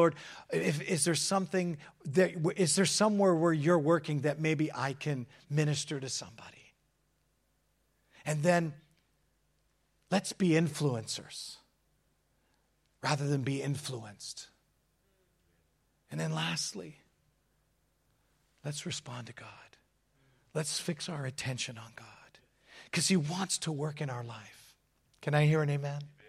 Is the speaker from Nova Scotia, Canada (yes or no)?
no; Hamilton, Ontario, Canada; So I'm from Hamilton, Ontario, Canada.